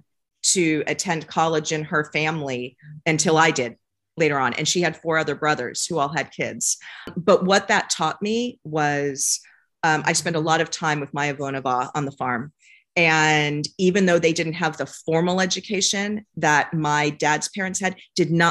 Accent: San Francisco, California, United States; I was born and raised in San Francisco

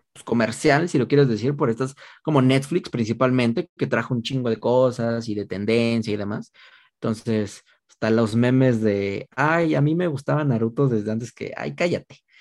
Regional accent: Mexico

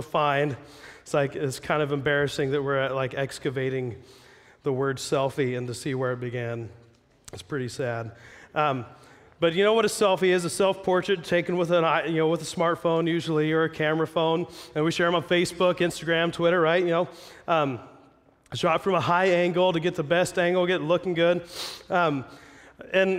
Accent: Jackson, Ohio, United States; moved away as an adult; now in Pacific Northwest, United States; I'm not from here. I grew up in Ohio.

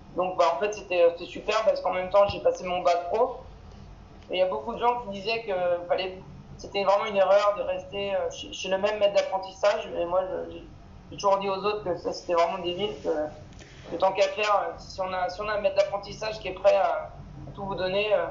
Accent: Yvelines, Île-de-France, France; moved away as an adult; also born or lived in Boulogne-Billancourt, France; now in Los Angeles, United States; j'ai grandi dans, dans les Yvelines

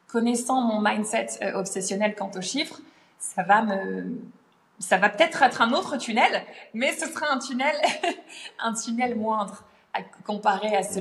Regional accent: United Kingdom; accent: British; French is a second language; j'ai des commentaires parfois sur mon accent brit, euh, des gens qui disent ah trop bizarre l'accent accent britannique

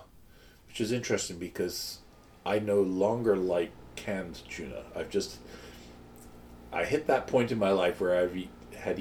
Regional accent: United Kingdom; moved away; Being British

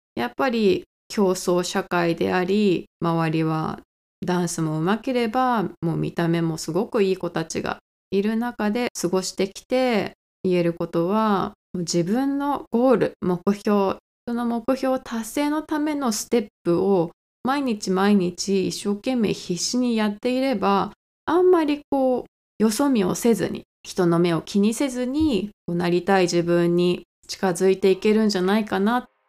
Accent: Japan; moved away as an adult; now in United States; 日本で生まれて日本の文化で育ってます

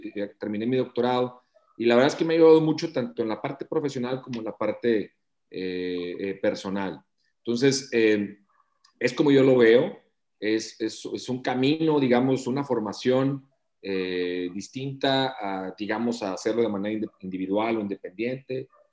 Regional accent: Matamoros, Tamaulipas, Mexico; moved away as an adult; now in Monterrey, Mexico; soy de Matamoros

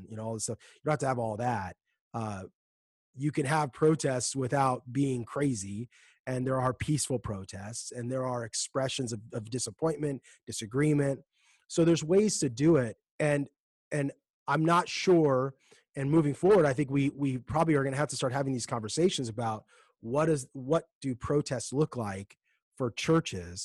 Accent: United States; as Americans

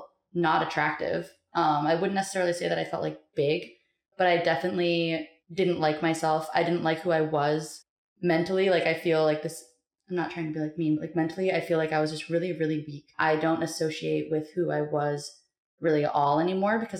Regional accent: Montana, United States; I am from Montana

